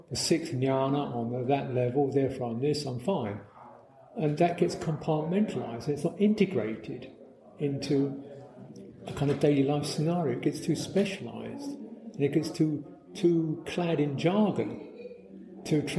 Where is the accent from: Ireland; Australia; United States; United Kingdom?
United Kingdom; can sympathize with it from a personal, local, cultural thing, you know, as we see in Britain. You know, we're British.